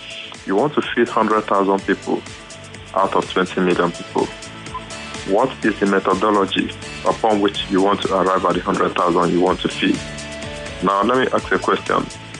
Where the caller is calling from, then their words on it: Amuwo-Odofin, Lagos, Nigeria; I'm calling from Amuwa-Dofin.